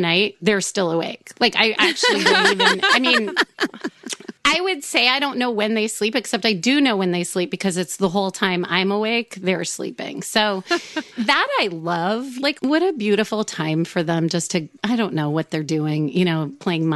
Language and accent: English; New York, United States; I grew up in New York